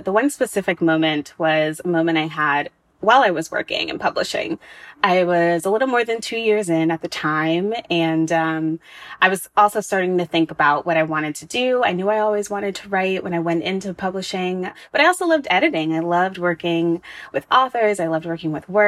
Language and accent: English; United States; I was born in America.